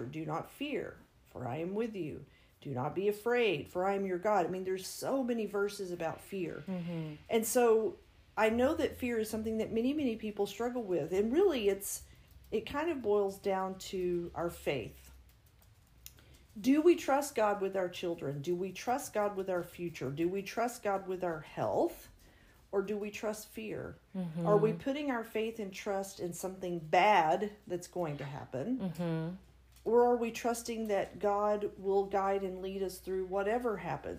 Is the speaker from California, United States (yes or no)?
no; West Texas, United States; I grew up in West Texas, rancher father.